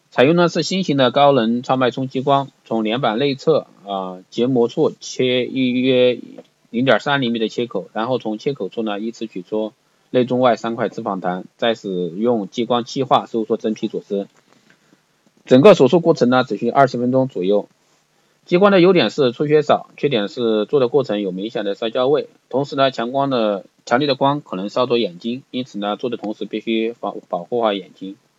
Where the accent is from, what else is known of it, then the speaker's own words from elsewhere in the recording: China; 那卧蚕呢是我们中国人用来形容的一个名称